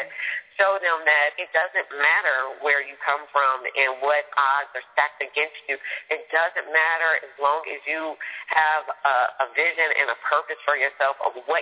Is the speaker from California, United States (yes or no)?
yes; San Francisco, California, United States; I grew up in San Francisco